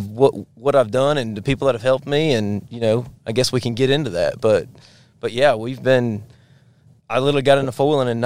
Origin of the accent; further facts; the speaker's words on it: Fort Lauderdale, Florida, United States; also born or lived in Upstate South Carolina; now in Clemson, South Carolina, United States; I was born and raised in Fort Lauderdale, Florida, and moved to the upstate of South Carolina and been there ever since